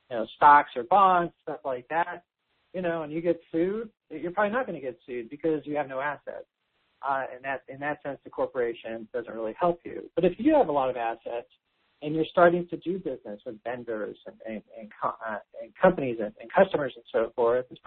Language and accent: English; California, United States; I'm from California, which means a lot of taxes here